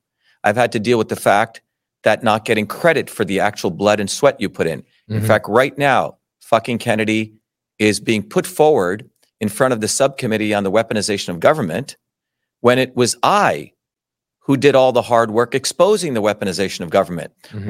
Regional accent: India; born there; I was born in India.

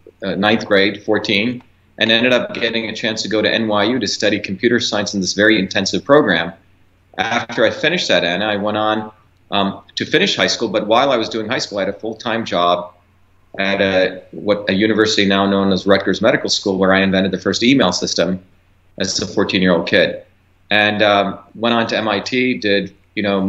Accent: Mumbai, Maharashtra, India; also born or lived in small village in South India; now in United States; I originally, like you said, came from India. India, I grew up there in Bombay

